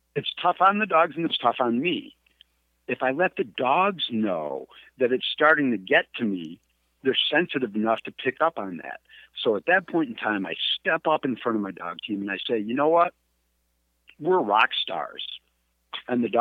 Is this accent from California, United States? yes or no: no; Adirondack Mountains, upstate New York, United States; moved away; I'm from the Adirondack Mountains.